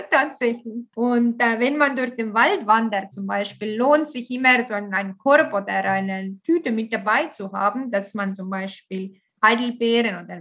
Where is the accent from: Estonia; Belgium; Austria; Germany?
Estonia; Tartu, Tartu County; German is a second language; Äh, Tartu ist auch meine Heimatstadt.